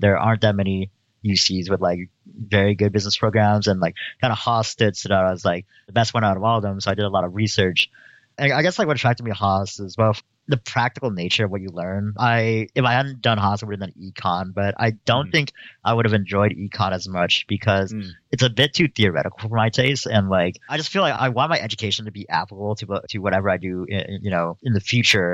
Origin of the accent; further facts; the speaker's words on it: Stockton, California, United States; now in Berkeley, United States; I grew up in the city of Stockton, California